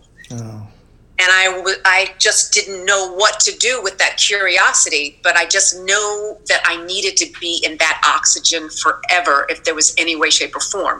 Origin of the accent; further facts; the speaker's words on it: Raleigh, North Carolina, United States; I grew up in Raleigh, North Carolina